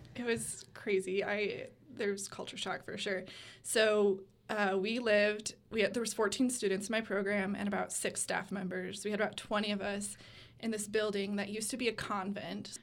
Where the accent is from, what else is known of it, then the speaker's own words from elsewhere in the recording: West Michigan, United States; moved away as an adult; now in Gainesville, United States; I am from a small town in West Michigan